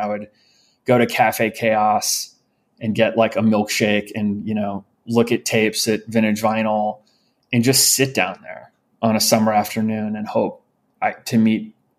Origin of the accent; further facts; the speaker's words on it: St. Louis, Missouri, United States; also born or lived in New York; I was born in New York. We lived in New York until I was around five. And we moved to St. Louis, Missouri when I was five.